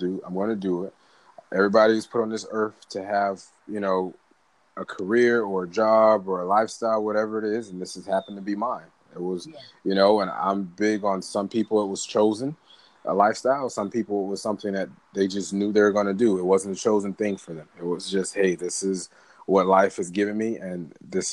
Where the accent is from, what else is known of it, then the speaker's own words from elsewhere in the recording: Miami, Florida, United States; I was born and raised in Miami, Dade County all day